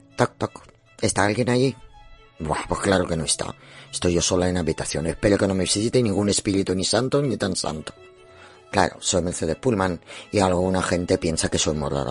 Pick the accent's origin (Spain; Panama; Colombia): Spain; Somos españoles, captamos español.